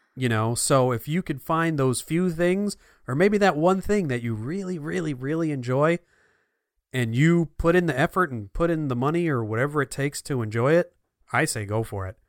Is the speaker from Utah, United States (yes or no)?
no; New Jersey, United States; moved away; I'm from New Jersey